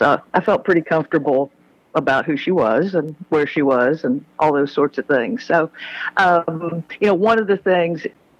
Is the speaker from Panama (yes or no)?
yes; Panama Canal Zone, Panama; born there; I was born in the Panama Canal Zone